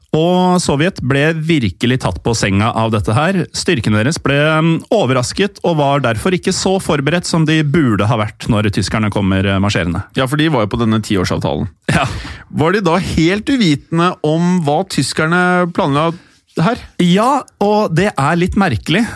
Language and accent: Norwegian; Norway; also born or lived in Oslo; vi er jo nordmenn, eller delvis